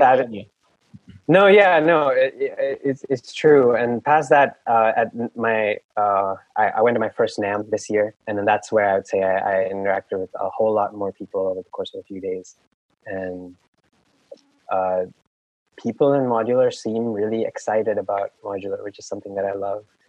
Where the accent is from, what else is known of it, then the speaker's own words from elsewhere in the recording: Mumbai, Maharashtra, India; moved away as an adult; also born or lived in Claremont, California; now in United States; I actually spent all of my, like, most of my formative years growing up in Mumbai, India. Uh, so, like, elementary school, middle school, and high school, uh, I was living in India